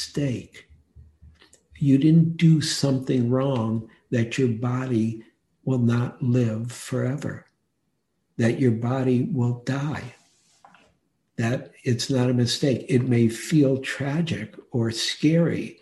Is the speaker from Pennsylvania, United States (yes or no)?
no; Detroit, Michigan, United States; moved away as an adult; also born or lived in New York City; now in San Francisco, United States; I was born in Detroit and lived in Detroit and had some really hard dukkha in Detroit, and also loved Detroit totally. It was such a great city when I was a boy